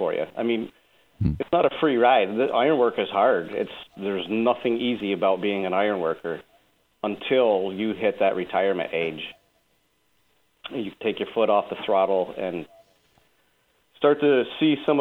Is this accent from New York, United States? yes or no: yes; Malone, New York, United States; now in Rochester, United States; I was born in the Malone, New York area, in a really small town outside of Malone